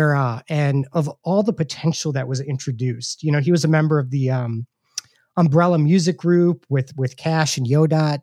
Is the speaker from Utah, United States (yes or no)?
no; Milwaukee, Wisconsin, United States; I grew up in Milwaukee.